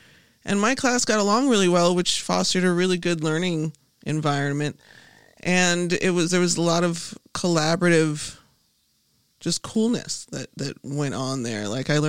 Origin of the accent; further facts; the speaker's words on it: Chicago, Illinois, United States; South side of Chicago.